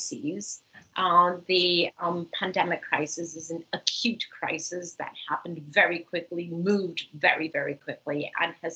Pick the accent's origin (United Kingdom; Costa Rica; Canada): Costa Rica; in the very wonderful country of Costa Rica, my home country